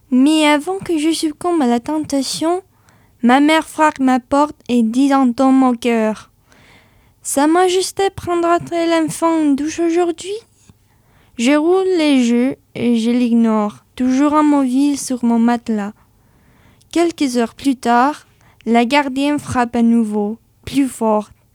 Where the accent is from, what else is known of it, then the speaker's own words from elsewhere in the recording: Spain; French is a second language; now in France; chez moi en Espagne, j'ai participé à certains ateliers alors j'ai décidé d'améliorer mon français grâce à l'écriture